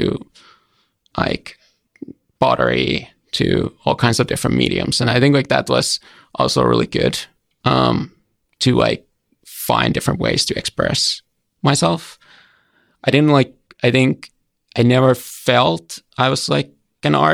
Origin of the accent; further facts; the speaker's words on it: Hämeenlinna, Kanta-Häme, Finland; moved away; I grew up in a smaller town called Hämeenlinna. It's about 1 hour away from Helsinki